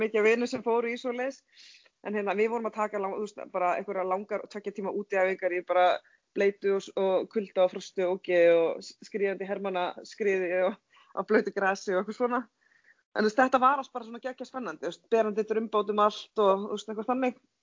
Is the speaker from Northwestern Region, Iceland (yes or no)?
yes; Hvammstangi, Northwestern Region, Iceland; Ég er ekki söðkrækingur, ég er frá Pámstanga